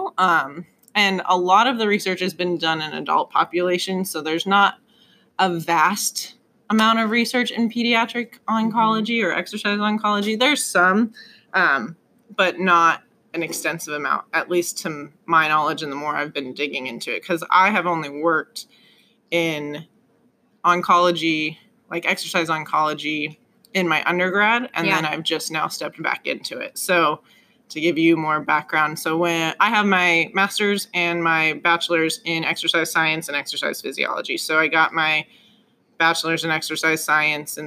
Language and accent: English; Colorado, United States; moved away as an adult; now in Indiana, United States; I'm from Colorado originally